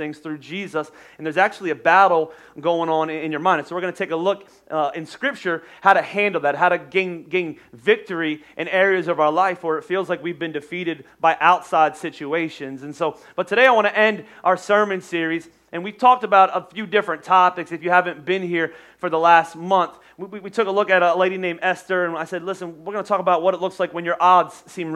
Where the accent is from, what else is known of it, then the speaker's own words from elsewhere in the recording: Boyertown, Pennsylvania, United States; I grew up in Boyertown